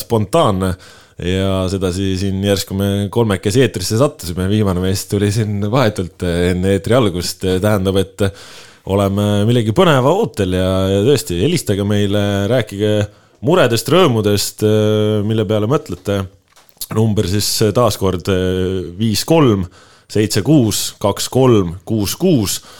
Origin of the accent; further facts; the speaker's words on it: Hiiumaa, Hiiu County, Estonia; mina siis eh, endiselt olen pärit Hiiumaalt